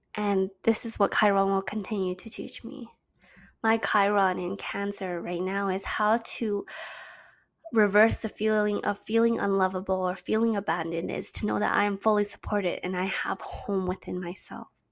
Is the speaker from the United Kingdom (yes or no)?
no; Canada; also born or lived in China; having to move back home to Canada